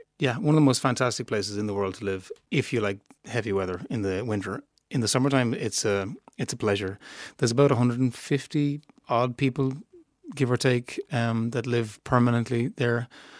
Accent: Clare Island, Connacht, Ireland; Yeah, growing up on Clare Island, we grew up in a bar. We had the pub.

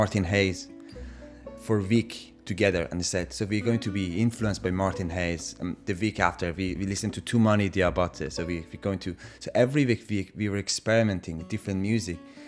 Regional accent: Iran; now in Dublin, Ireland; I'm from Iran

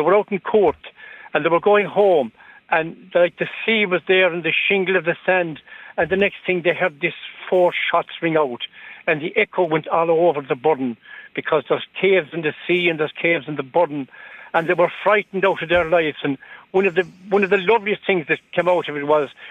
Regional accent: Fanore, Munster, Ireland; I'm from Fanor, not Clare myself

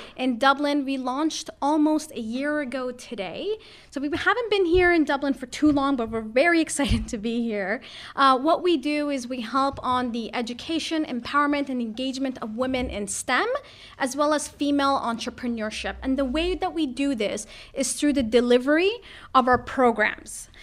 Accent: Toronto, Ontario, Canada; now in Ireland; I'm from Canada, I'm from Toronto

